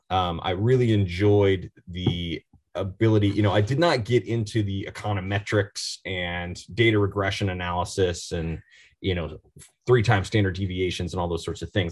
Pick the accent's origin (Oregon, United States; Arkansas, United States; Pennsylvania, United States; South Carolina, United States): Oregon, United States; I'm from Oregon, born and raised